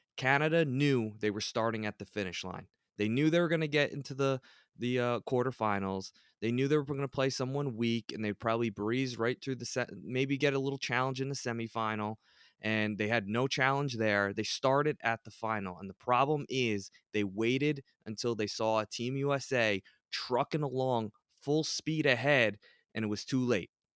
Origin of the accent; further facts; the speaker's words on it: United States; as an American